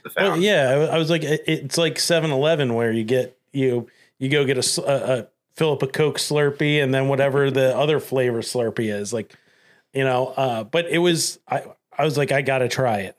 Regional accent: Delaware County, Pennsylvania, United States; I'm from Delco.

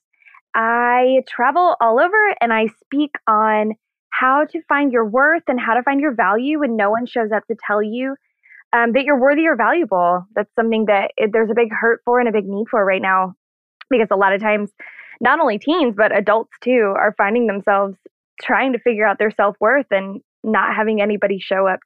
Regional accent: Missouri, United States; moved away as an adult; also born or lived in Orlando; I was born and raised in Missouri

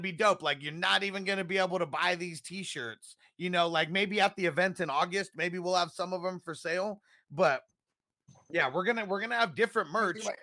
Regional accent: Southern California, United States; we're both from Southern California

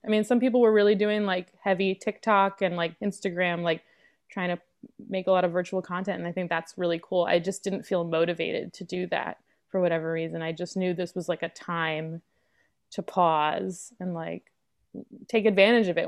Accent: New York City, New York, United States; I'm from New York City. I grew up in Lower Manhattan

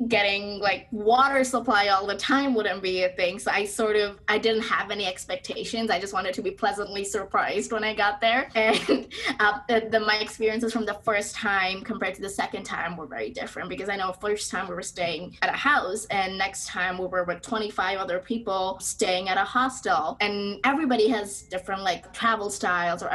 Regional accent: Dhaka, Dhaka Division, Bangladesh; moved away as an adult; And I'm from Bangladesh, and I'm from Dhaka, which is the capital city. And Bangladesh is a developing country.

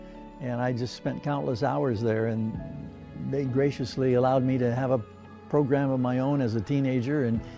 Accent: Michigan, United States; now in Sacramento, United States; As a kid growing up in Michigan

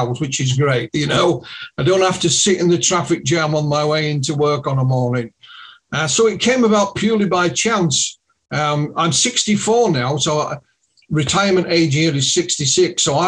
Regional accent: Yorkshire and the Humber, United Kingdom; accent: Yorkshire; my Yorkshire accent

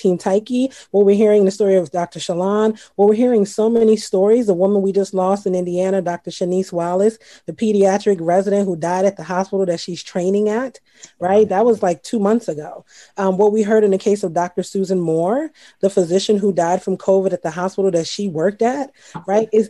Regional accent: Trinidad & Tobago; also born or lived in Baltimore; now in United States; I grew up in Trinidad

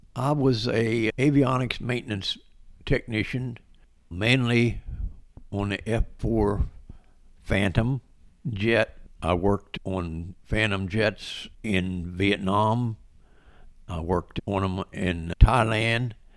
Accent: West Virginia, United States; also born or lived in Baltimore, Maryland / Nashville, Tennessee; I was born in Baltimore, Maryland, and moved to West Virginia with my parents in nineteen fifty-eight. I went to s, high school in West Virginia

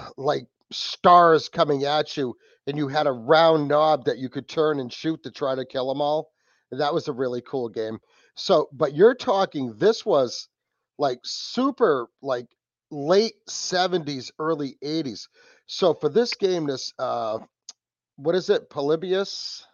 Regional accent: New England, United States; from New England from the Wicked Planet Podcast

